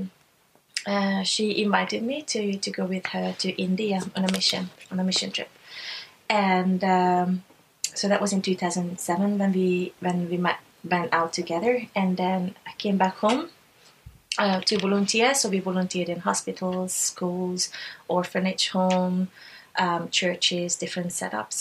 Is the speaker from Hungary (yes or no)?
yes; Hungary; moved away as an adult; also born or lived in Budapest; now in Belfast, United Kingdom; I'm from Hungary originally. That's where I was born and raised. I lived my first 24 years there